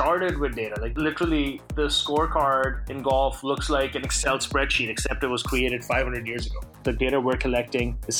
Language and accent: English; Pakistan; I grew up in Pakistan